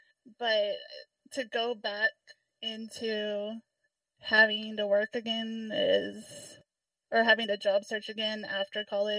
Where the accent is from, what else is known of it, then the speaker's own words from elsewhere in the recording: Texas, United States; I'm from Texas.